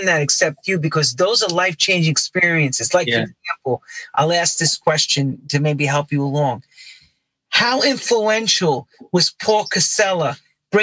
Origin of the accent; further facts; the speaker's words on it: New York City, New York, United States; I grew up in Queens